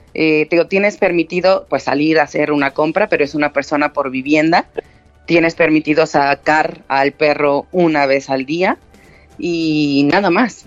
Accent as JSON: {"language": "Spanish", "country": "Mexico", "moved": "yes", "lives_now": "Spain", "said": "yo soy mexicana"}